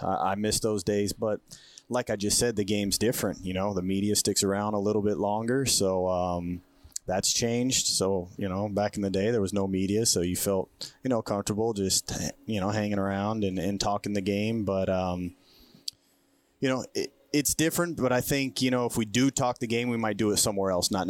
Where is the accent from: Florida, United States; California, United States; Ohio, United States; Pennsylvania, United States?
California, United States; Bay Area; also born or lived in Oakland / San Jose; I moved around. I think living in that Bay Area, my parents not having too much money. We were moving around a lot, so a lot of different. So we were renting everywhere. So I was anywhere from Oakland to San Jose, really. So lived in a lot of different places.